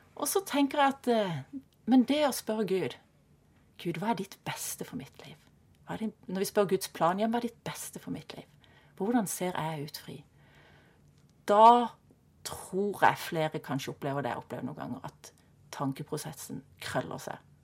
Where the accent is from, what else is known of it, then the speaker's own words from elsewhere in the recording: Kristiansand, Agder, Norway; Jeg ble født i Kristiansand og vokste opp i Kristiansand på Hellemyr